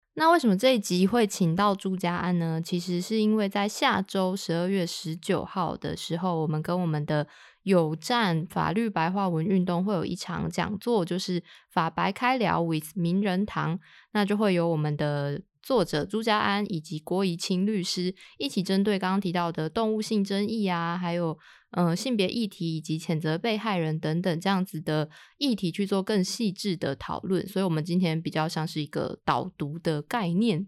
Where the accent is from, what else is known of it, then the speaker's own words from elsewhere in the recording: Taiwan; 我们台湾人比较没有那么重口味